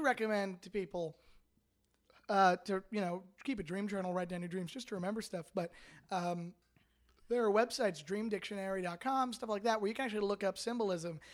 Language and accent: English; Canada; moved away as an adult; now in Los Angeles, United States; I'm a dual citizen with Canada, United States, lived in Canada my whole life